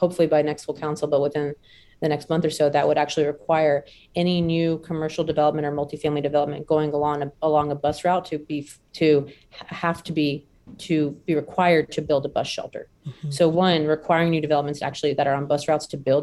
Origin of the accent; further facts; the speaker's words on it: the South, United States; I was born and raised in the South.